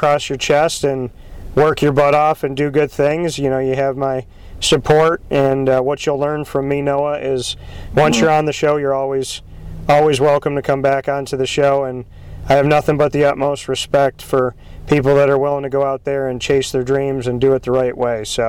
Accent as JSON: {"language": "English", "town": "Syracuse", "region": "New York", "country": "United States", "tie": "born or raised there", "said": "Syracuse, born and raised in Syracuse. I live probably 11 minutes from the dome"}